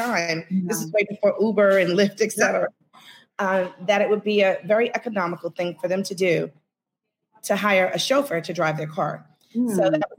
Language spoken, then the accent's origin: English; New York City, New York, United States; I am definitely born, bred, and buttered